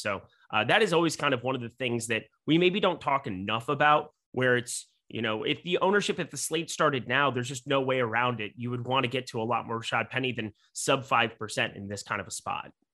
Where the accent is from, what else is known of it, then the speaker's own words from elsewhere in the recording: Midwest, United States; I'm from the Midwest